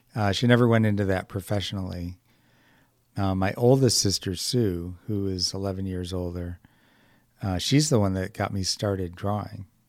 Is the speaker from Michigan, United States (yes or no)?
yes; Detroit, Michigan, United States; moved away; also born or lived in California; originally from Detroit